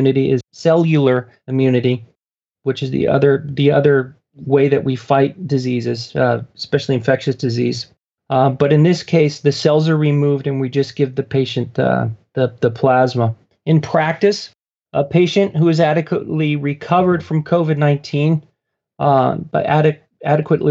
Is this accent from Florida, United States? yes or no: no; Newbury Park, California, United States; In my hometown of Newbury Park, California